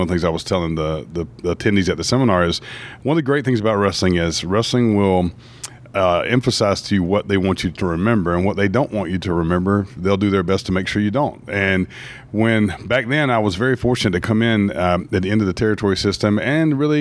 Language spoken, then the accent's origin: English; Brunswick, Georgia, United States; I grew up in Brunswick, Georgia, which is right on the Georgia-Florida line, just about an hour above Jacksonville, Florida.